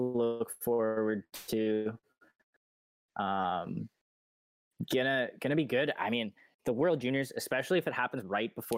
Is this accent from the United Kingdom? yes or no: no; Canada; as a Canadian